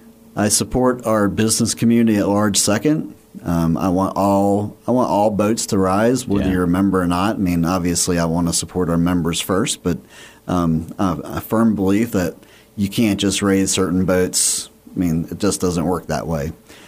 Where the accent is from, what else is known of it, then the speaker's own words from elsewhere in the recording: Roanoke, Virginia, United States; moved away as an adult; now in Radford, United States; I grew up in Roanoke. I'm a transplant. So I moved here 12, 13 years ago. I mean, I'm a Radford University alumni, so was familiar with the Radford area a little bit.